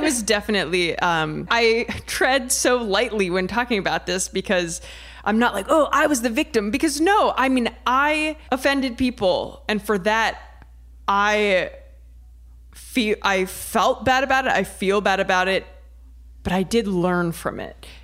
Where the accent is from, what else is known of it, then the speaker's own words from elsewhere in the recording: Ohio, United States; I'm from Ohio